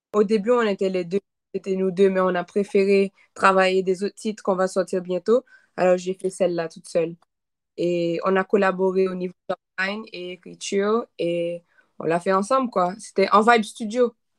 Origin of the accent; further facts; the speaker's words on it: Haiti; French is a second language; moved away; je viens d'Haïti